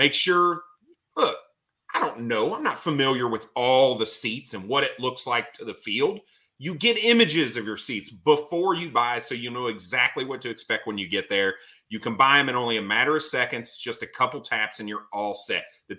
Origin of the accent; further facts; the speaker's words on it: Indiana, United States; now in Cleveland, United States; I'm from Indiana, born and raised. I haven't lived there in a while, but I was born and raised there.